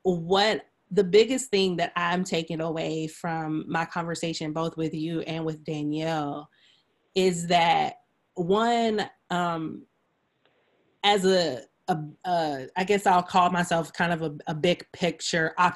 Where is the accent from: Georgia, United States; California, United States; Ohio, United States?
Georgia, United States; Stone Mountain; moved away; I grew up in Stone Mountain. And so, I went to public school, graduated from Reed Ann High School